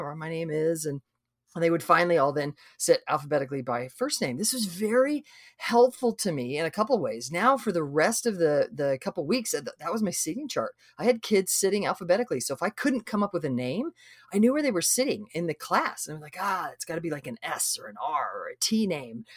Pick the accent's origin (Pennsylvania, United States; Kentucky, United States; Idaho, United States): Idaho, United States; now in Texas, United States; we live in Texas. I grew up in Idaho.